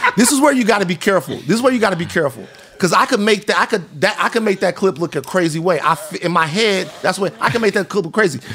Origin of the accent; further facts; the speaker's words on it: the South, United States; now in Los Angeles, United States; I'm from the South